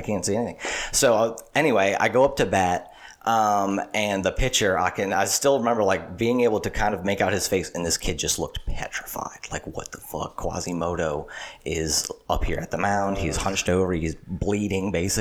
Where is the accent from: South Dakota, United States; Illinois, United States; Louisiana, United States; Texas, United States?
Louisiana, United States; Slidell; my whole life in Slidell